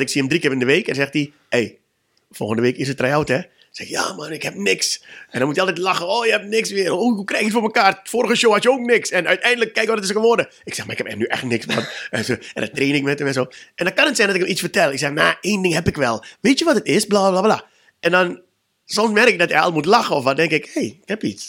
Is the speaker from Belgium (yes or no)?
no; Suriname; moved away; Ik kom uit Suriname